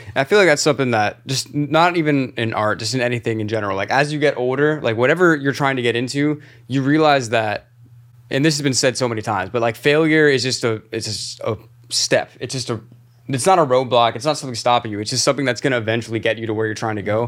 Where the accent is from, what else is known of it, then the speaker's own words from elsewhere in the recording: Clearwater, Florida, United States; accent: Florida; moved away as an adult; now in New York City, United States; seven two seven, Clearwater, Florida